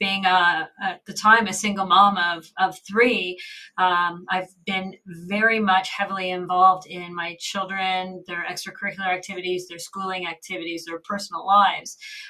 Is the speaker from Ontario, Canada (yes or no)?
yes; Ontario, Canada; I'm from Ontario